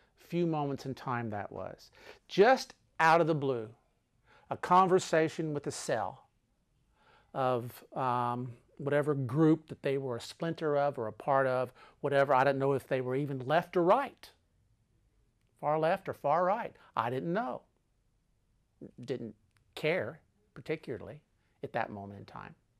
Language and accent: English; Texas, United States; I am an American. I'm from Texas